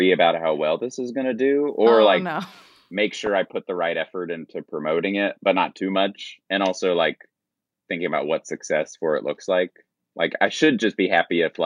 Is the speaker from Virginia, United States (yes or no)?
yes; Roanoke, Virginia, United States; I grew up in Roanoke, Virginia